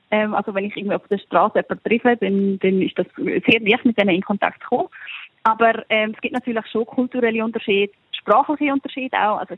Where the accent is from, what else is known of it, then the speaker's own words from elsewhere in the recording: Switzerland; now in Taiwan; wenn ich jetzt sage, ich schaue auf den Elefantenberg, dann lache ich als Schweizerin natürlich, das ist ein bisschen besserer Hügel.